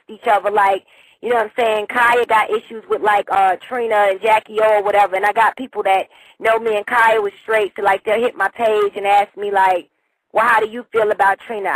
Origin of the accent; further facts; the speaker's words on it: New York City, New York, United States; now in Huntsville, Alabama, United States; that's where I was born and raised. You know, I was born in South Jamaica, Queens